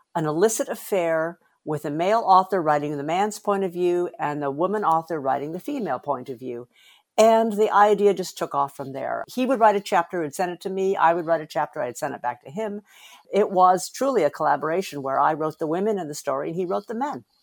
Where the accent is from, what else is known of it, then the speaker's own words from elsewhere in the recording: United States; I'm Asian American